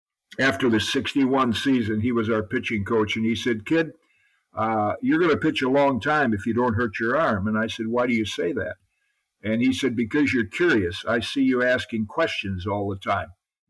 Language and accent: English; Zeeland, Michigan, United States; growing up in Zeeland, Michigan